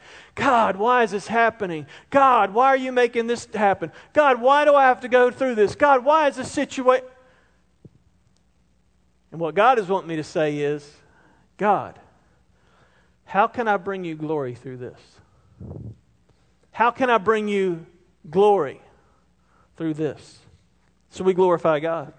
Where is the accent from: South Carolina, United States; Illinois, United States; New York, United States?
South Carolina, United States; Roebuck; I grew up in Roebuck